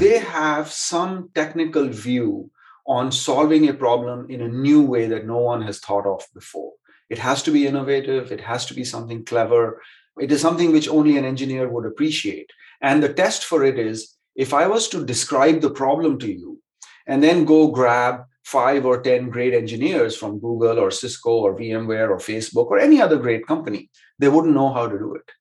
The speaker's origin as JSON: {"language": "English", "country": "India", "tie": "born or raised there", "also_born_or_lived": "Stanford, California", "moved": "as an adult", "lives_now": "Silicon Valley, United States", "said": "I grew up in India, came to Stanford to study, and have lived within a couple of miles of school ever since"}